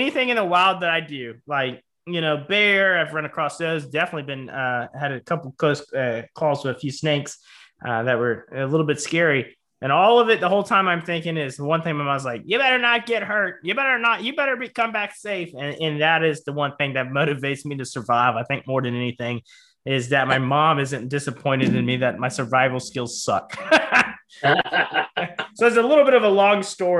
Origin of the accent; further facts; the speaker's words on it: Charleston, South Carolina, United States; I grew up in Charleston, South Carolina. I was by the coast